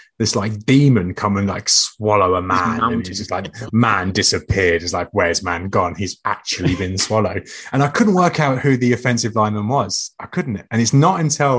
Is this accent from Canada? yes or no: no; England, United Kingdom; being English